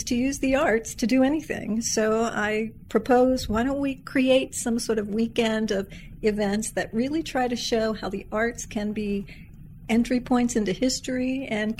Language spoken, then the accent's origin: English; Santa Barbara, California, United States; also born or lived in Lexington, Kentucky / Reading, England; I was born in Lexington, Kentucky, on a technicality, you might say. My dad got his first teaching job at the university there, but I grew up in Santa Barbara, California